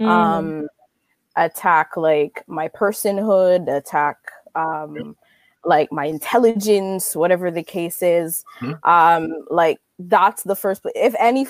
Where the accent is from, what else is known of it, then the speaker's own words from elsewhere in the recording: Jamaica; moved away; I grew up in Jamaica